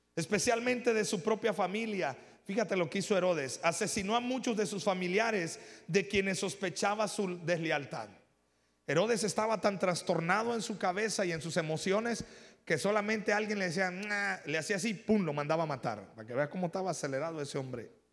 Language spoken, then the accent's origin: Spanish; Mexico; porque no somos gringos, somos mexicanos aquí.